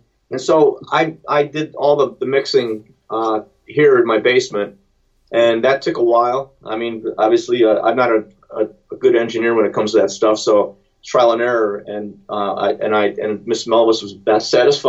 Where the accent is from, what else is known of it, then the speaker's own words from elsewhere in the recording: Cleveland, Ohio, United States; Cleveland. I'm from Cleveland.